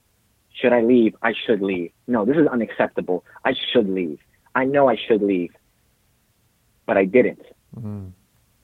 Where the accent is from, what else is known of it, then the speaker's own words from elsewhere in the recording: New Jersey, United States; moved away as an adult; now in California, United States; I'm originally from New Jersey, raised over there